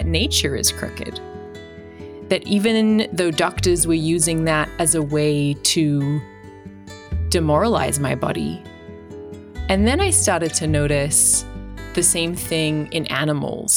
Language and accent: English; Australia; now in United States; My accent tells a little bit of my story. I'm from Australia. I now live in the States